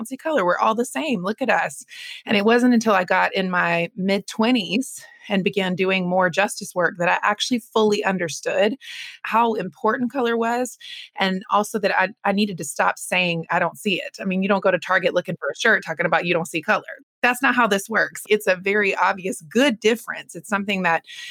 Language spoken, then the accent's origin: English; North Carolina, United States; I grew up in North Carolina